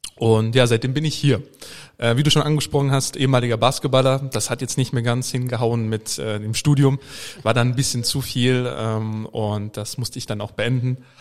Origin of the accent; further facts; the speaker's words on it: Germany; als Deutscher